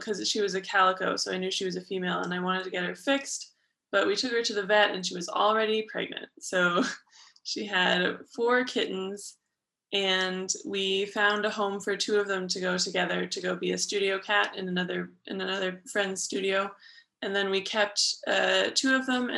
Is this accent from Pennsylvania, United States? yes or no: no; Berkeley, California, United States; moved away as an adult; now in China; I'm from Berkeley, California, which is in the San Francisco Bay Area.